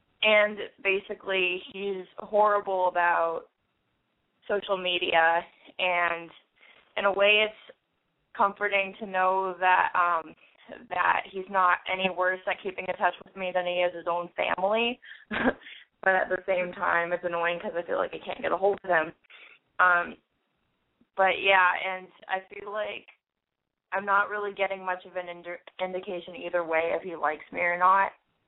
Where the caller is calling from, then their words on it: San Francisco, California, United States; Hi, I'm …. I'm 18, and I am in San Francisco.